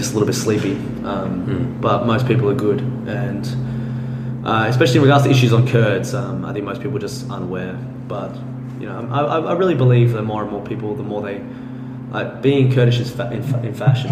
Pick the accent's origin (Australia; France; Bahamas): Australia; I'm an Australian